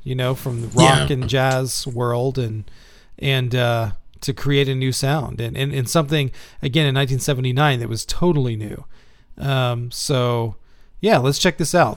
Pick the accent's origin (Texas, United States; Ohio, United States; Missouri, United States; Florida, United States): Texas, United States; Houston; now in Indiana, United States; I'm from Houston also, but man, you know, I live in Indiana now